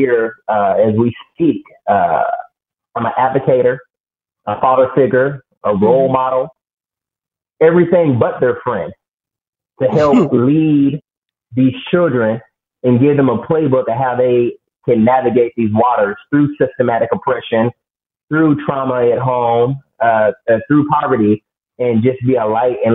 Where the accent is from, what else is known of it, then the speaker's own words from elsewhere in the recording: Phoenix, Arizona, United States; moved away as an adult; now in Dallas, United States; I'm from West Phoenix, the bad part of Phoenix. Decided that I needed to leave where I was from, planted my roots in Dallas, Texas